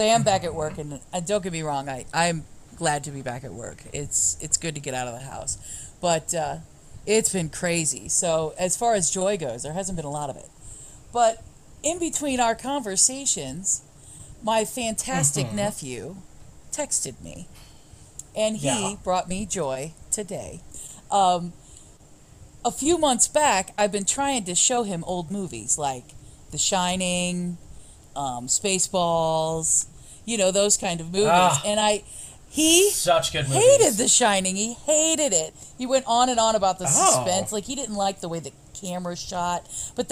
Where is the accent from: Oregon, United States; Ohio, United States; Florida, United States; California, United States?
Ohio, United States; we are from Ohio